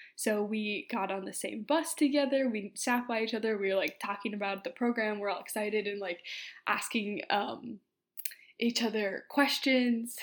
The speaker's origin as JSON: {"language": "English", "town": "Minneapolis", "region": "Minnesota", "country": "United States", "also_born_or_lived": "Oxford, United Kingdom", "said": "say Minneapolis"}